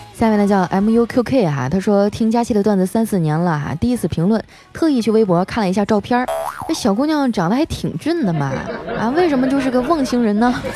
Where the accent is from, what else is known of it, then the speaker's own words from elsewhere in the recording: Heilongjiang, China; moved away; 我老家黑龙江了嘛